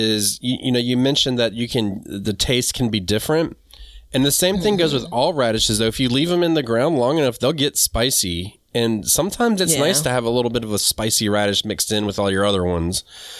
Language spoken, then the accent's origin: English; the South, United States; dude, this is how I am from the South. We call everybody ma'am.